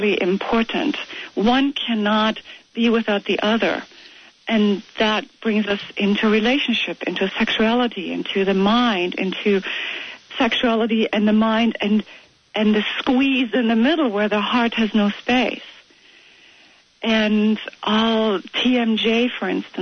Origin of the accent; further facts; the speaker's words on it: Germany; moved away as an adult; now in United States; I've had a bit growing up in Germany